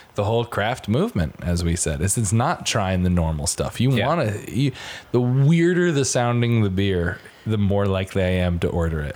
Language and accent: English; Stratford, Connecticut, United States; moved away; my hometown of Stratford, Connecticut